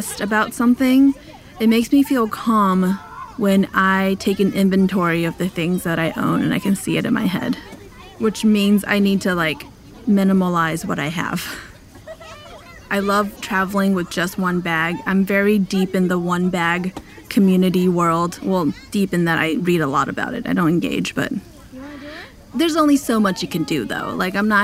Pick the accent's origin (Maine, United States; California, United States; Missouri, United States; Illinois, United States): California, United States; Los Angeles; I'm from Los Angeles